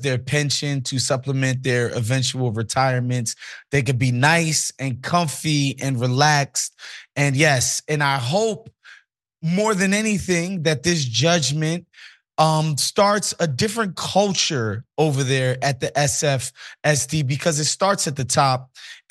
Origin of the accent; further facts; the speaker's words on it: New York City, New York, United States; moved away; Born in Brooklyn, moved to Queens when I was 12